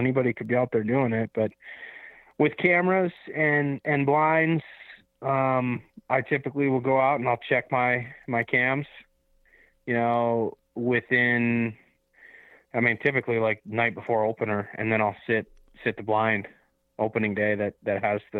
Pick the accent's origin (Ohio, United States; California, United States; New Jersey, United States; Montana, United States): Montana, United States; No, so I'll be hunting my home state of Montana.